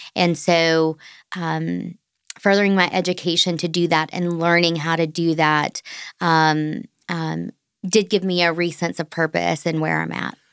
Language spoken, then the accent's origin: English; Orangeburg, South Carolina, United States; as I grew up in Orangeburg, South Carolina